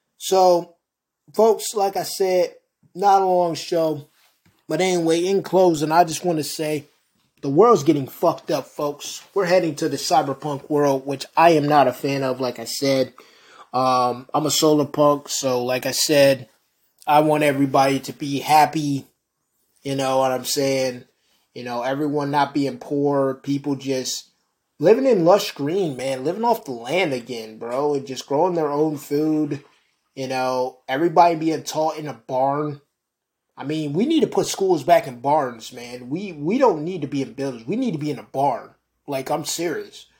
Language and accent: English; United States; also born or lived in New York; I'm American that dislikes my country.